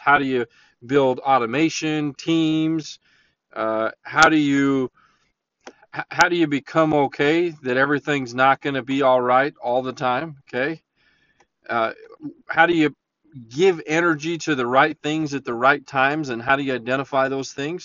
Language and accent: English; La Verkin, Utah, United States; I grew up in Leverkin